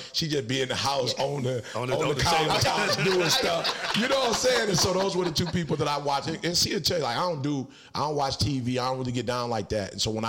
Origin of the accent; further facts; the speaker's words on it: Detroit, Michigan, United States; also born or lived in Chicago, Illinois; I'm from the Chi originally, but you hear me talk about Detroit mostly because I went to school, you know what I'm saying, in Detroit.